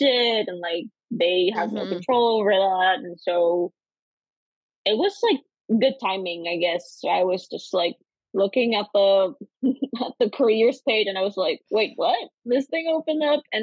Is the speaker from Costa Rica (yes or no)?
yes; Costa Rica; moved away as an adult; also born or lived in North Carolina, United States; now in United States; I'm originally from Costa Rica, born and raised